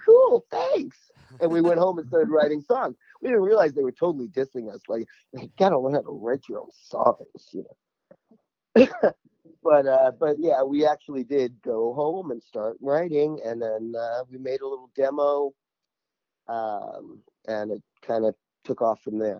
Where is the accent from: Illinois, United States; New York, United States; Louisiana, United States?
New York, United States; New York City; I grew up in Bed-Stuy in Brooklyn